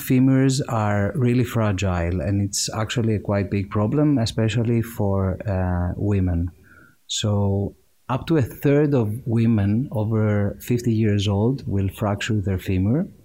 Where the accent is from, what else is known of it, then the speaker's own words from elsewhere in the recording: Greece; moved away as an adult; also born or lived in Cambridge, United Kingdom; now in United Kingdom; I'm from Greece. I grew up there, went to school over there